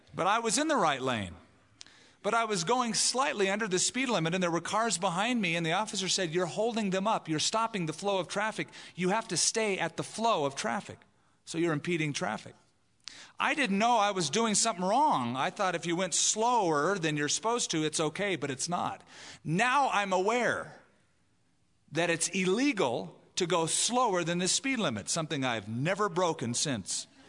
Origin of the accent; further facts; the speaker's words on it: California, United States; now in Albuquerque, United States; where I grew up in California